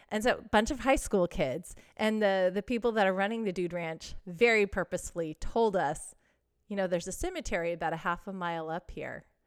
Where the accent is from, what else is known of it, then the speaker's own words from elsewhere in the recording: Texas, United States; I grew up in Texas